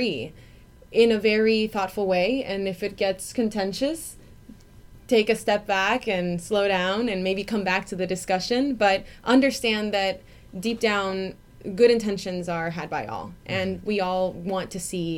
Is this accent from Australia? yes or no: no; Mexico; now in United States; where I grew up in Mexico